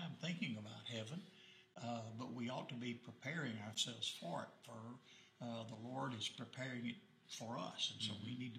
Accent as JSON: {"language": "English", "town": "Maumelle", "region": "Arkansas", "country": "United States", "tie": "born or raised there", "also_born_or_lived": "Texas", "said": "I grew up in the Morgan Maumelle area. I was saved at the age of 20 at Pike Avenue Baptist Church in North Little Rock."}